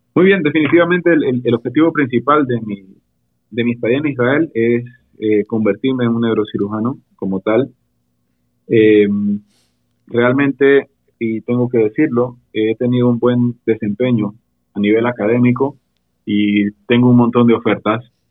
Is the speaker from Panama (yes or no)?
yes; Panama; also born or lived in Panama City, Panama; yo soy panameño, resido en la ciudad, específicamente en el área de Llano Bonito, Juan Díaz.